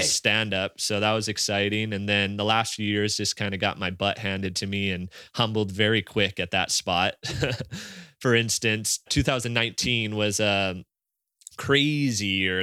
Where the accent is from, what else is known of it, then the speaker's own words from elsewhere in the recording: Maui, Hawaii, United States; as kids growing up here